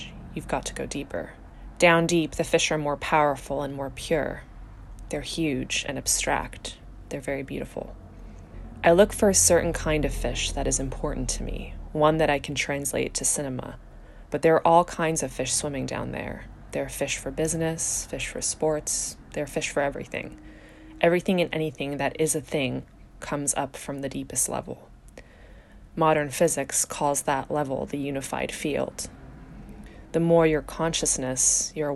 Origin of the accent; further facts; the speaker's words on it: Czechia; I'm from the Czech Republic